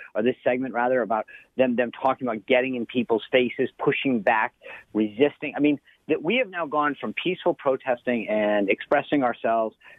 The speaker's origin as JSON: {"language": "English", "region": "Rhode Island", "country": "United States", "tie": "born or raised there", "moved": "yes", "said": "I grew up in Rhode Island"}